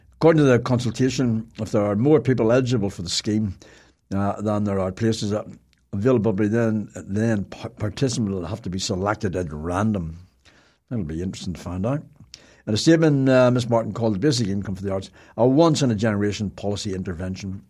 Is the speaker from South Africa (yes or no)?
no; Ireland; we're Irish.